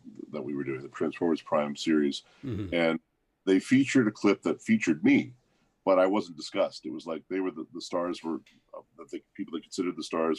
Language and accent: English; Canada; moved away as an adult; also born or lived in New York City; now in California, United States; Oh, I was born in Canada. Right. Lived there most of my life. Went to New York City to study the Playhouse with Meisner.